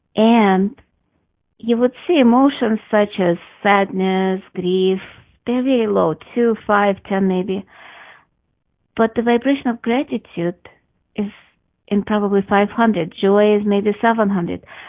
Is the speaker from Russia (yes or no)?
yes; Russia; moved away; I grew up in Russia